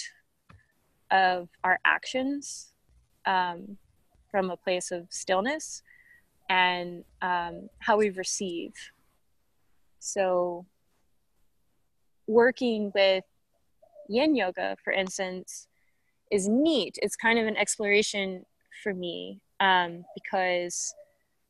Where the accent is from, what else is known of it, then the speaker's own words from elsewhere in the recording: Bastrop, Texas, United States; also born or lived in Austin, Texas / Milwaukee, Wisconsin; I was born in Bastrop, Texas. Pretty much have spent my whole life, I would say, this is it, in the greater Austin area, between Austin and Bastrop